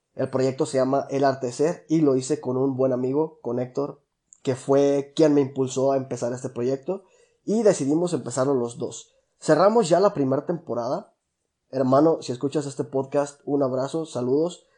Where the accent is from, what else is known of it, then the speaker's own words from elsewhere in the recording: La Piedad, Michoacán, Mexico; soy originario de La Piedad, Michoacán